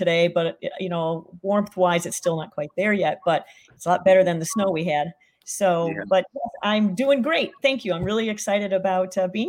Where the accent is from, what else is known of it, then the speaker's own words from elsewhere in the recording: Petoskey, Michigan, United States; I live right on Lake Michigan. And we went all the way up to Charlevoix, which is up near my hometown of Petoskey, up in the beautiful, beautiful part of northern Michigan.